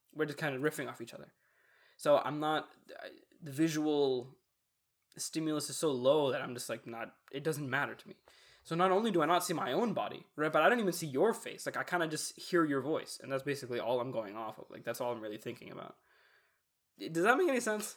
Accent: Texas, United States; I'm Texan

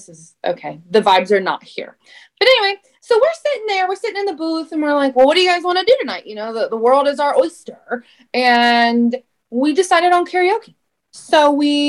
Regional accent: Shelbyville, Indiana, United States; I'm from Shelbyville near Indianapolis.

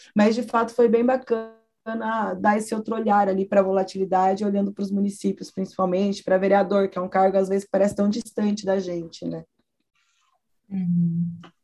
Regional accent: São Paulo, Brazil; cresci em São Paulo

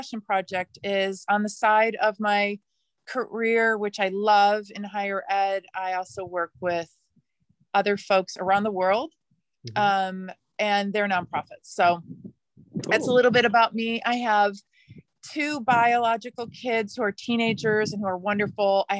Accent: Midwest, United States; now in Oregon, United States; I grew up in the Midwest of the United States.

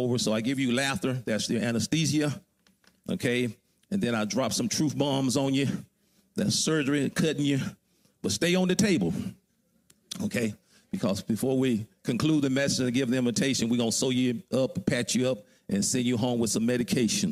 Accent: Alabama, United States; I grew up in Alabama on the farm

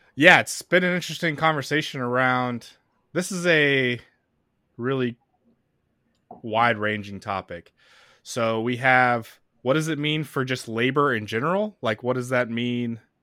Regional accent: Arizona, United States; moved away; also born or lived in Orlando, Florida; I grew up watching in Arizona

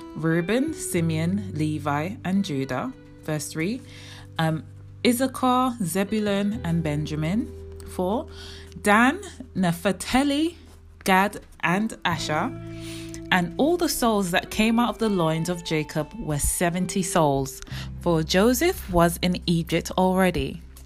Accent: England, United Kingdom; born or raised there; also born or lived in Jamaica; now in London, United Kingdom

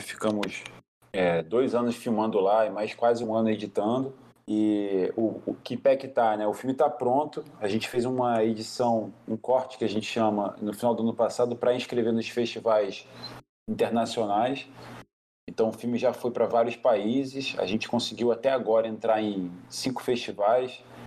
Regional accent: Brazil; Como brasileiro

